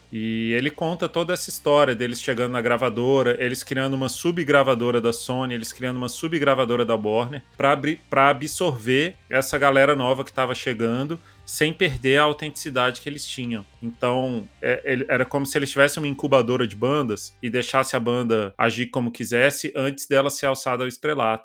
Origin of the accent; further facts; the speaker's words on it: Brasília, Federal District, Brazil; eu, como brasiliense